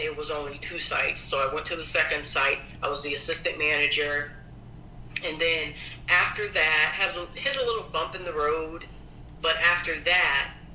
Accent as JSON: {"language": "English", "town": "Springfield", "region": "Massachusetts", "country": "United States", "tie": "born or raised there", "also_born_or_lived": "New Haven, Connecticut", "said": "I grew up here in Springfield, Massachusetts"}